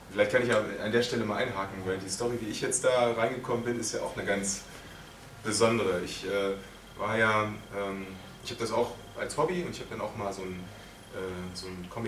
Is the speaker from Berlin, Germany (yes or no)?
yes; Berlin, Germany; hatte mir meinen eigenen Berliner Superhelden, weil ich komme aus Berlin